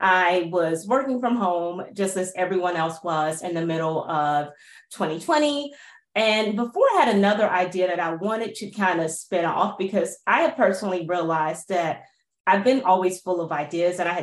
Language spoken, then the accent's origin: English; Miami, Florida, United States; moved away as an adult; also born or lived in Atlanta, Georgia / London / New York / Bay Area; I grew up in Miami